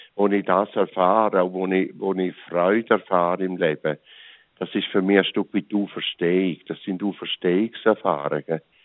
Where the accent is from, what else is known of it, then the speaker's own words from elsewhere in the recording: St. Gallen, Switzerland; ich bin auf dem Land aufgewachsen, im Rheintal.